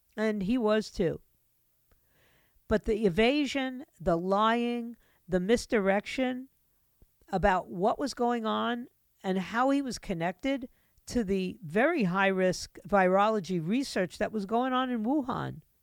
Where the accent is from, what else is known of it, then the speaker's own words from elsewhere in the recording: New York City, New York, United States; moved away; New York City is my hometown. I was born and raised there, lived there